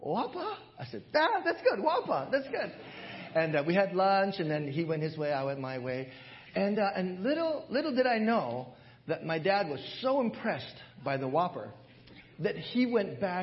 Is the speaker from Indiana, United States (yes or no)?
no; Hawaii, United States; moved away as an adult; When I was growing up in Hawaii, when I was back in Hawaii, as I was pastoring my church in Hawaii